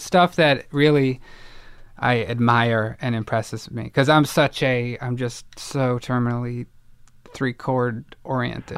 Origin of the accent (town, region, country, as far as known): Evanston, Illinois, United States; born or raised there; moved away; also born or lived in Boston